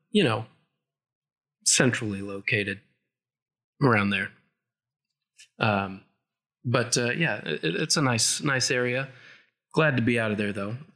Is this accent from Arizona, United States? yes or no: yes; Flagstaff, Arizona, United States; moved away as an adult; I'm from Flagstaff